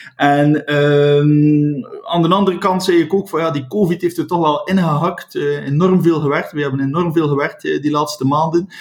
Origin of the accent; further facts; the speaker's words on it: West Flanders, Belgium; Ik ben een West-Vlaming